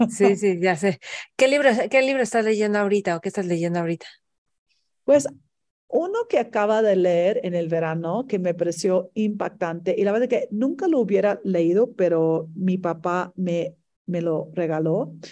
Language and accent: Spanish; Mexico; si nosotros queremos un, un mejor México, tenemos que construirlo nosotros como mexicanos.